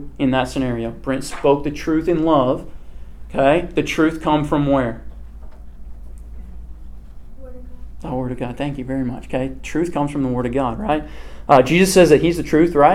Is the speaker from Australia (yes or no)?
no; Kansas, United States; I'm from Kansas.